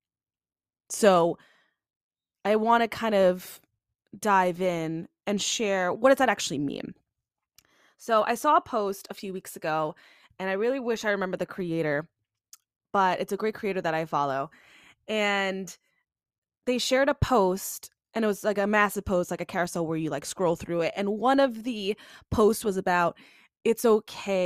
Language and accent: English; Long Island, New York, United States; born and bred Long Island. I love Long Island